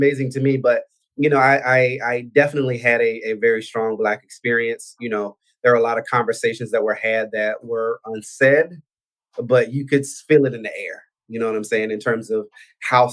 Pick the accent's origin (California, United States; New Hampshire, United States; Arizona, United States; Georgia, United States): Georgia, United States; Albany; accent: Southern; moved away as an adult; I'm from Albany, Georgia. I was born and raised in the South. I was there until I was 18